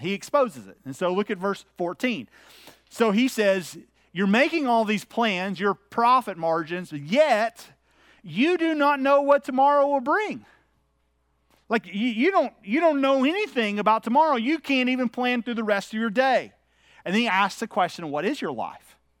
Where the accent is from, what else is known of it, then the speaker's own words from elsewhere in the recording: United States; being an American